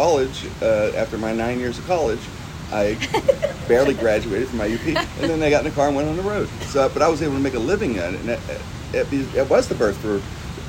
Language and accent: English; Pittsburgh, Pennsylvania, United States; I grew up in Pittsburgh. It's not the entertainment capital.